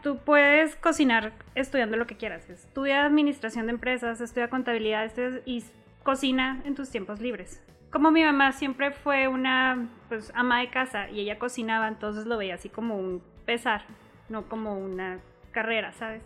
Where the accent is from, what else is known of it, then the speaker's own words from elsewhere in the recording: Chihuahua, Mexico; also born or lived in El Paso, Texas, United States; prácticamente nada más nací allá y toda mi vida he crecido, he estudiado aquí en Chihuahua